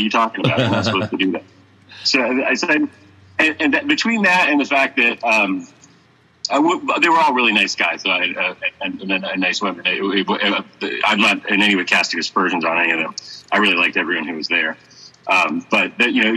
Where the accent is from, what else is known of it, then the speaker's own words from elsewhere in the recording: Massachusetts, United States; now in Florida, United States; I grew up in Massachusetts